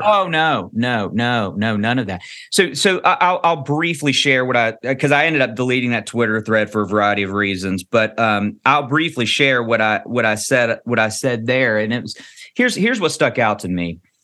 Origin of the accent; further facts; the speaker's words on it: Kentucky, United States; I'm born and raised in Kentucky